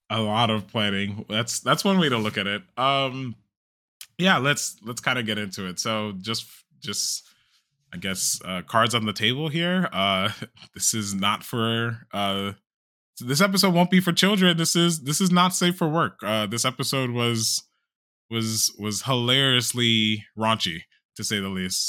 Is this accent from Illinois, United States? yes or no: yes; Chicago, Illinois, United States; moved away as an adult; now in Texas, United States